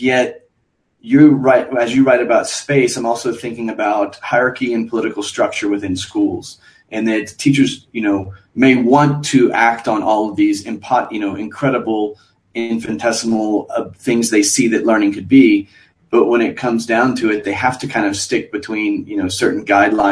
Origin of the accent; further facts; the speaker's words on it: Galveston, Texas, United States; I'm from Galveston, Texas, where we had multiple schools reconstructed